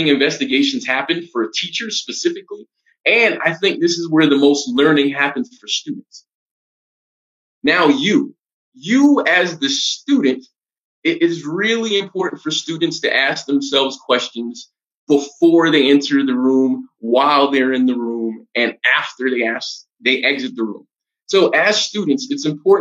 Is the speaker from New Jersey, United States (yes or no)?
no; New York City, New York, United States; moved away as an adult; now in Colombia; I'm originally from Brooklyn, New York, one of the five boroughs of New York City